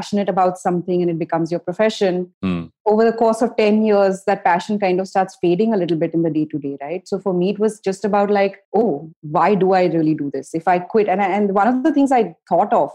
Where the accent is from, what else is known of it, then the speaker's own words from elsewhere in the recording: India; as an Indian entrepreneur